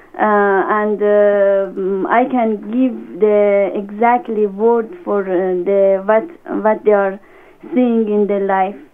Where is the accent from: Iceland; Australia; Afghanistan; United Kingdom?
Afghanistan; now in Germany; I came from Afghanistan